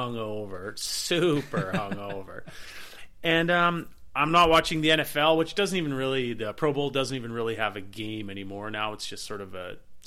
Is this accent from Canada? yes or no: yes; Black Creek, British Columbia, Canada; growing up in Central Vancouver Island. Beautiful spot